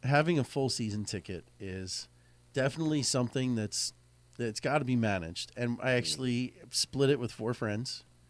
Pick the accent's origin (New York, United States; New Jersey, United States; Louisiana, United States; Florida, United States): Florida, United States; Miami; born or raised there